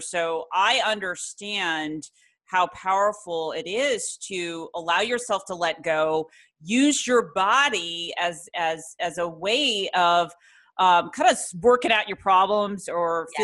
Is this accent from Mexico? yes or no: no; Ireland; also born or lived in Florence, Italy; I'm actually Irish, but I lived over in Florence, Italy